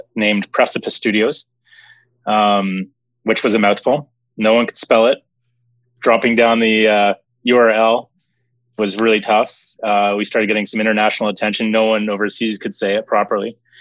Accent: Mount Zion, Ontario, Canada; I grew up uh, just outside of Toronto in Canada, small little hamlet called Mount Zion

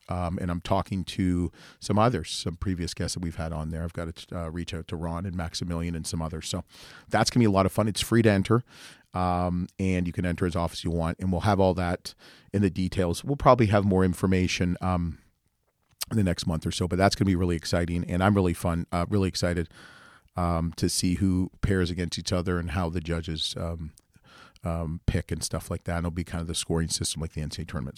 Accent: Canada; being Canadian

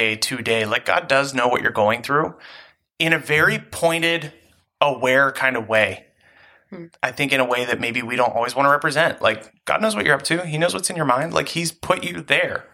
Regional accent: United States; me as an American youth pastor, me as like an American Christian

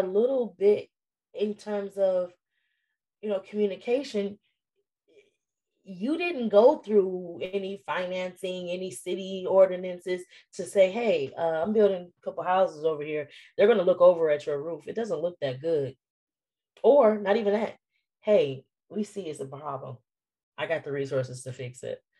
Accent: Detroit, Michigan, United States; moved away; my hometown, Detroit

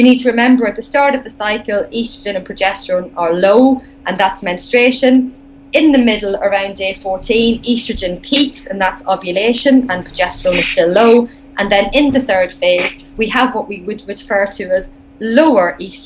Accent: Ireland; accent: Irish; my Irish accent

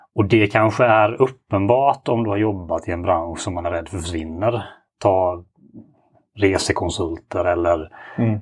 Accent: Ljungby, Kronoberg County, Sweden; accent: Småland; moved away as an adult; now in Gothenburg, Sweden; Södra Småland, Ljungby närmare bestämt, där jag är född och uppvuxen

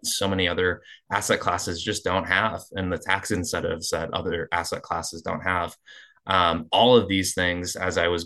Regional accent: Eastern Iowa, United States; moved away as an adult; also born or lived in Seattle, Washington; Grew up in Eastern Iowa, moved out to Seattle for about 6 years, and then moved back to the Quad Cities for a little bit.

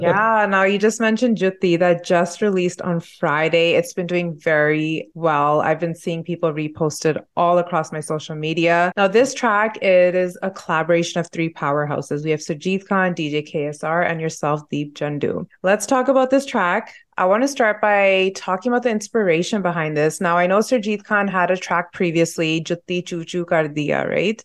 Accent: Canada; as a Canadian

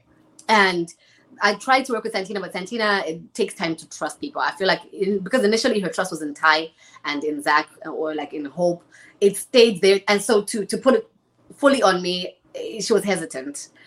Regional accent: Zimbabwe; moved away as an adult; now in Canada; I'm from Zimbabwe. Born and raised.

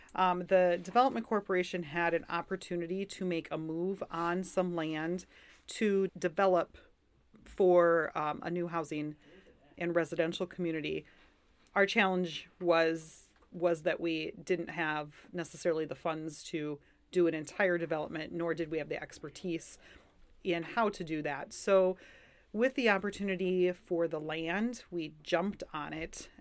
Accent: Lennox, South Dakota, United States; I grew up in Lenox

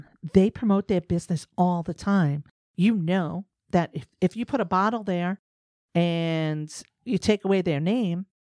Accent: New York, United States; see, but me, I'm from New York, so I'm just rambling.

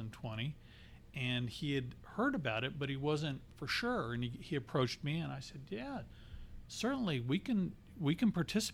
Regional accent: Texas, United States; moved away as an adult; now in Arizona, United States; I come from Texas, lived there the majority of my life.

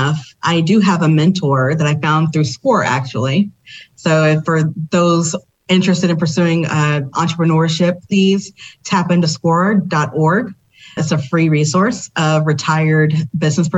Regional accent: Memphis, Tennessee, United States; I'm actually originally from Memphis, Tennessee

